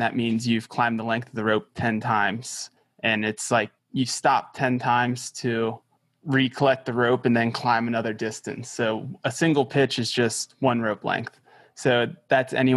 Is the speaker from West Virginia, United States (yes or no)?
no; Cincinnati, Ohio, United States; also born or lived in Florida; I grew up in Cincinnati, Ohio